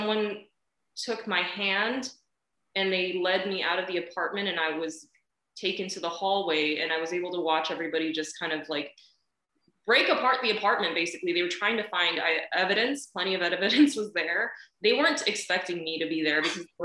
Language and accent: English; California, United States; Born and raised in California, you know, never stepped foot in China, never will. My family's from Taiwan anyway